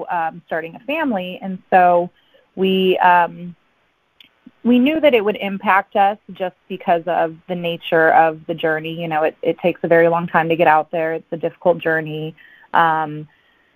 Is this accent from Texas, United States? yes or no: no; Southern California, United States; I'm from Southern California, born and raised